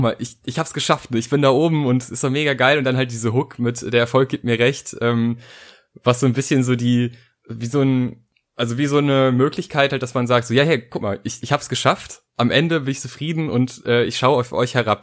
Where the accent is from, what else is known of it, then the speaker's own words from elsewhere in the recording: North Rhine-Westphalia, Germany; ich äh, bin aus NRW und bin nach Berlin gefahren